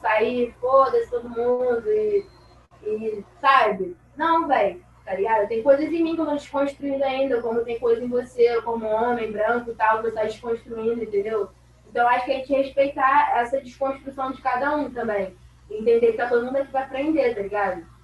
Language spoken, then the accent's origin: Portuguese; Rio de Janeiro, Brazil; eu sou do Rio de Janeiro e fui morar no Campo Grande, na Zona Oeste.